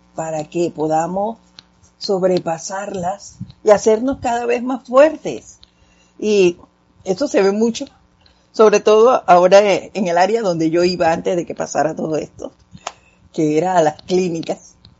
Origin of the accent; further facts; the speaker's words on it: Panama; hablando así como, como panameños machacados